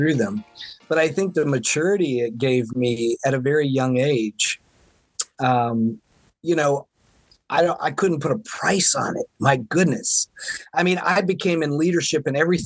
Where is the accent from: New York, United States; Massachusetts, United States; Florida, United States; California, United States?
Florida, United States; now in Seattle, United States; I grew up in Florida where I didn't get to play in snow as a kid